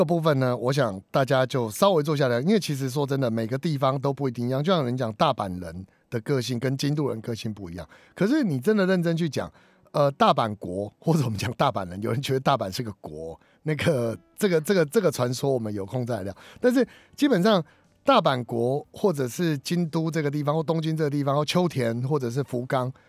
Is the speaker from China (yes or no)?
no; Taiwan; 我们台湾人来不及参加了。